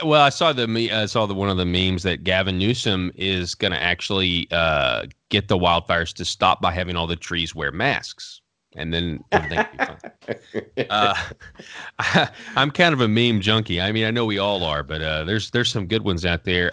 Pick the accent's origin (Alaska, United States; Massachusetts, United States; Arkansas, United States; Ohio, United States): Arkansas, United States; born and raised in Arkansas